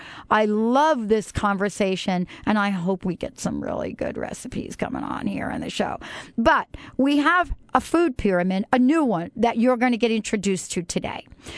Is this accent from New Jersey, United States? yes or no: yes; New Jersey, United States; my hometown, New Jersey